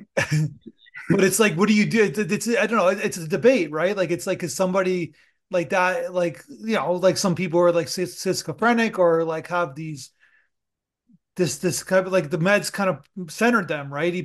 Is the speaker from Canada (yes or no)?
yes; Canada; I'm, I'm Canadian